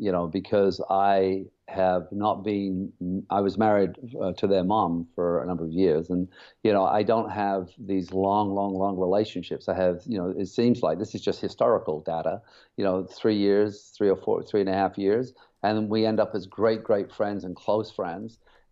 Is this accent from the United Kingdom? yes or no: yes; England, United Kingdom; also born or lived in Germany / Cyprus; now in Canada; I grew up in, Germany, Cyprus, and England.